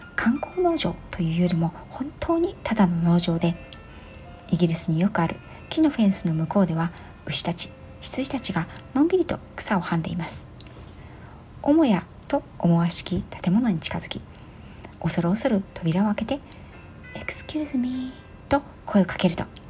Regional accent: Yokohama, Kanagawa, Japan; 横浜市の中心街で育った

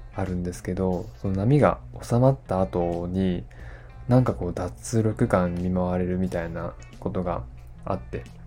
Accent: Tottori, Japan; 地元鳥取に大山という山があるんですよね

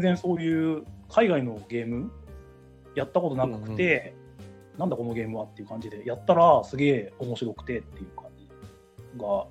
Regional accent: Ashikaga, Tochigi, Japan; 地元は栃木県足利市に今も昔も在住在住です。

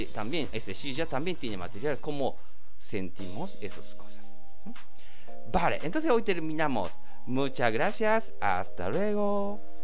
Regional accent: Japan; Spanish is a second language; los japoneses también estamos trabajando mucho

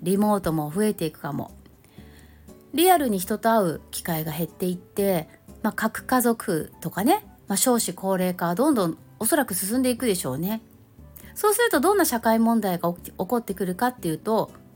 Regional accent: Tokyo, Japan; 私、東京出身なので

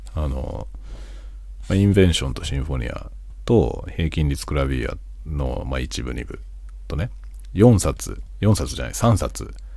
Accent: Tokyo metropolitan area, Japan; moved away as an adult; now in Hokkaido, Japan; 僕は首都圏の出身なんだけど、北海道に移住してきて、北海道に住んでる

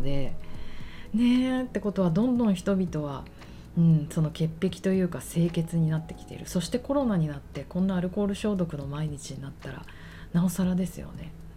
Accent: Tokyo, Japan; 私がもう一重に浅草育ちだから

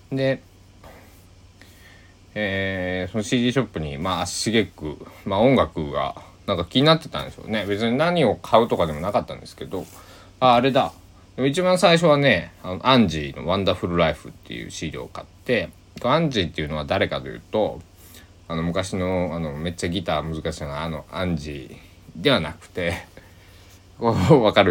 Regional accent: Kochi, Japan; 僕の地元の、えー、高知県佐木市の

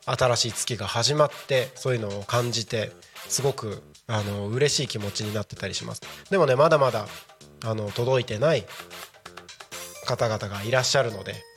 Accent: Japan; 自分のねこの生まれ育った日本

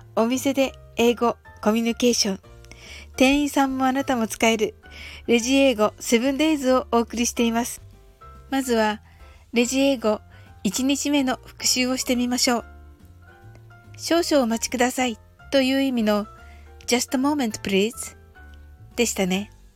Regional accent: Japan; 私たち日本人

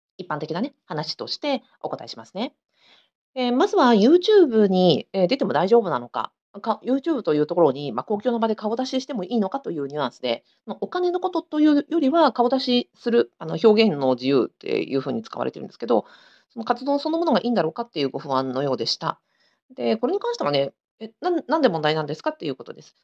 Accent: Sapporo, Hokkaido, Japan; 私同じく札幌出身で、えー、子育てしながらあの田舎でやってる

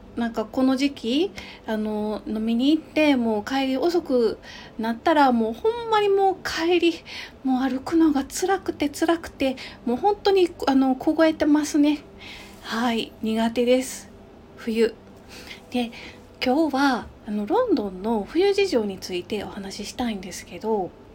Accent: Kyoto, Japan; also born or lived in London; 私の実家の京都

